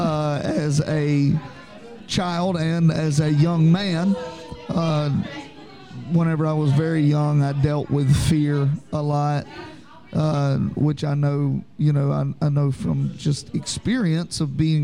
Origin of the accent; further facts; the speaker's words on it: Calhoun, Louisiana, United States; I'm from Calhoun, Louisiana, a little town outside of Monroe, Louisiana, in the north central part. Grew up, born and raised in the UPC church there